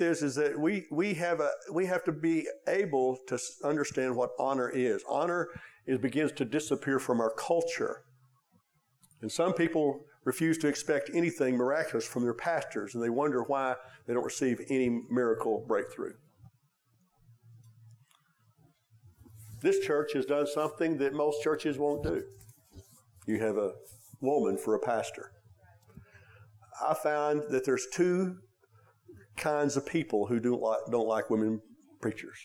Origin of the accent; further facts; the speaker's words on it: Oklahoma, United States; We're from Oklahoma, hometown